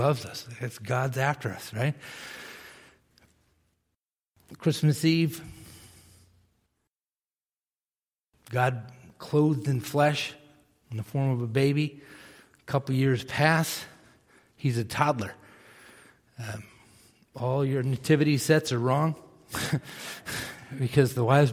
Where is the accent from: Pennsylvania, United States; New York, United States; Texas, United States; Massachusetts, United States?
Massachusetts, United States; Millis; I grew up in Millis, Massachusetts, small town outside of Boston